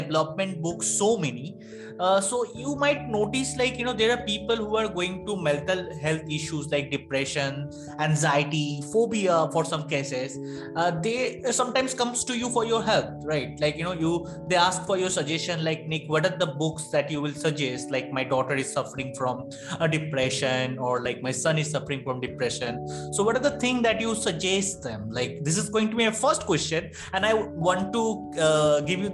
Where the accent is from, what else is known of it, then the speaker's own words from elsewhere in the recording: India; I'm from India